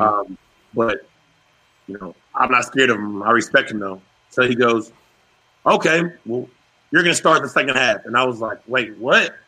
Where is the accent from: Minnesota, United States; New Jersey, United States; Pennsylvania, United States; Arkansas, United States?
Arkansas, United States; Fayetteville; I'm being from Fayetteville, Arkansas